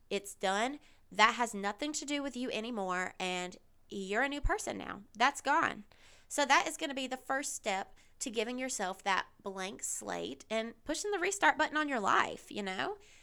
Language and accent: English; the South, United States; I grew up in the South. I'm still here in the South.